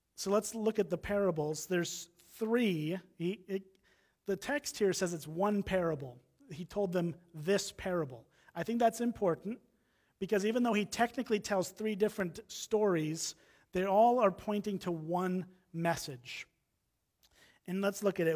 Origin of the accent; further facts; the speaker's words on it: Round Lake Beach, Illinois, United States; moved away as an adult; now in Wisconsin, United States; I grew up in Round Lake Beach, Illinois, just on the other side of the Wisconsin, Illinois line here